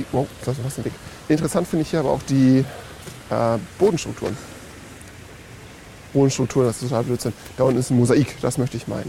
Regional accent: Northern Germany, Germany; born there; bin äh, noch Norddeutscher geboren

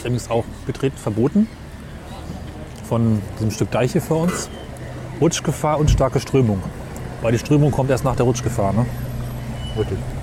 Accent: Germany; bei mir zu Hause in dem Dorf, wo ich aufgewachsen bin

